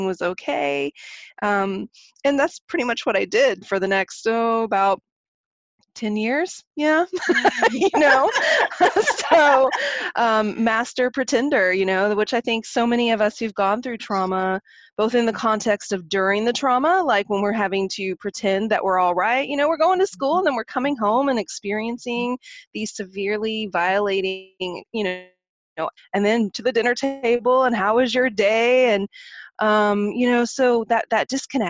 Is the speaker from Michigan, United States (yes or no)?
no; Oklahoma, United States; now in San Francisco, United States; So I grew up in Oklahoma. I'm a country girl at heart. And even though I'm based in San Francisco now